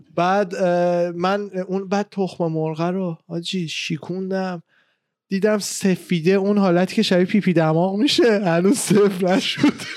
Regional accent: Iran; moved away; من خودم ایران بودم

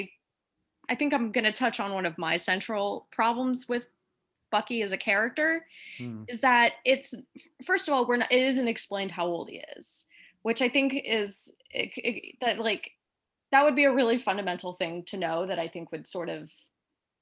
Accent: Midwest, United States; I'm from the Midwest

